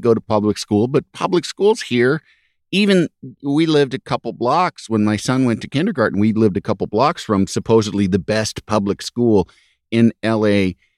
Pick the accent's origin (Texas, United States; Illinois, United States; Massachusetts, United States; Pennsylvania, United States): Illinois, United States; Yorkville; moved away; also born or lived in Los Angeles; I grew up in Yorkville, Illinois